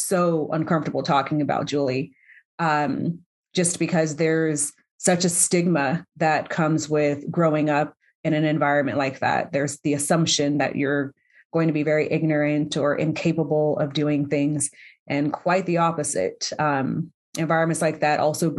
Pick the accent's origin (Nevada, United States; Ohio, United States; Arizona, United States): Nevada, United States; North Las Vegas; I'm born and raised here in Las Vegas. I grew up in an area called Northtown